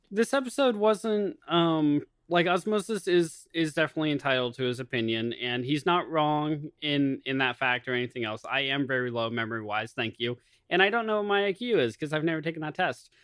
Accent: United States; I am American

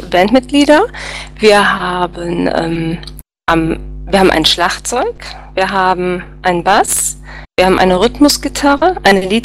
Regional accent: Cologne, North Rhine-Westphalia, Germany; ja, aber eigentlich nicht für mich als Kölner.

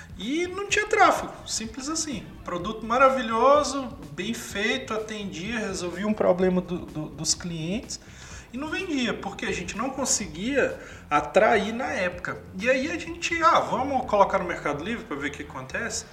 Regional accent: interior of Minas Gerais, Brazil; sou do interior de Minas, aí lá a gente, a gente fala mercado

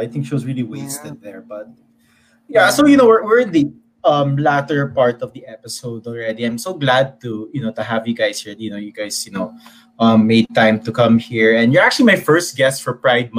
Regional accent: the South, United States; and I'm from the South, so I don't really get the whole the experiences and things like that.

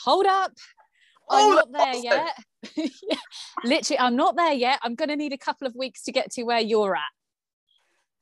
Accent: Somerset, South West England, United Kingdom; moved away; I'm from a small town in England in the southwest. So if you know the UK, I'm from down in the southwest, from Somerset, where the cider's made

